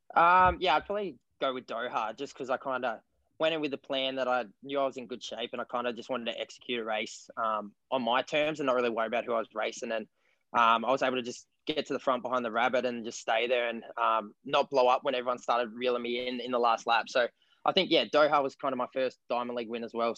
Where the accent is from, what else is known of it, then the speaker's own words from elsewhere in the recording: King Island, Tasmania, Australia; I'm an Australian long distance runner from 1500 to 10K, and I'm from King Island, Australia.